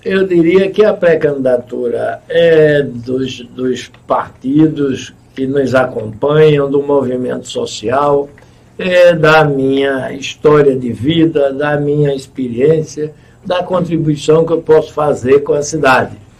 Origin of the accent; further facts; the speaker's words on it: Goiana, Pernambuco, Brazil; Eu nasci lá no Belarmino Correia e ele está do mesmo tamanho de quando eu nasci